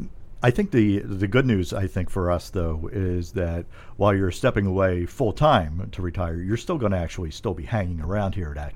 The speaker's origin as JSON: {"language": "English", "town": "Philadelphia", "region": "Pennsylvania", "country": "United States", "tie": "born or raised there", "said": "I grew up in Philadelphia"}